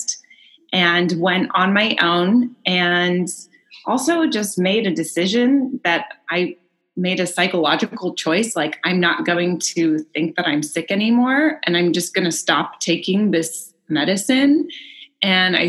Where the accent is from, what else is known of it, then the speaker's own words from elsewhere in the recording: Bay Area, Northern California, United States; I grew up in the Bay Area in Northern California